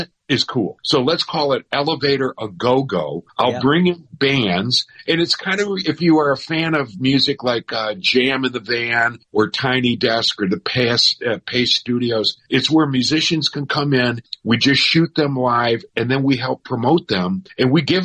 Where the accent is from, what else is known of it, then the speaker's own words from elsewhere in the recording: Michigan, United States; moved away; also born or lived in Chicago; I was born in Michigan